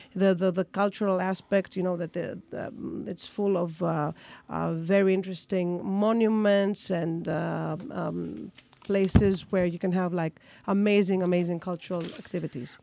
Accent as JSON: {"language": "English", "region": "Crete", "country": "Greece", "said": "I'm from Crete"}